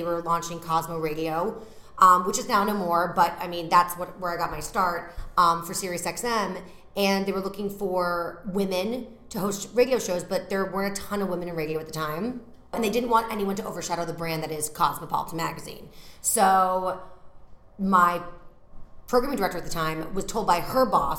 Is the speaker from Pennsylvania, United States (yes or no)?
no; Massachusetts, United States; moved away as an adult; now in New York, United States; I'm from Massachusetts, so when I go home, I live outside of Boston